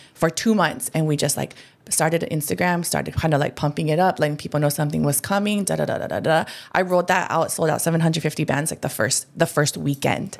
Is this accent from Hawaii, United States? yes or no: yes; Hawaii, United States; I'm Hawaiian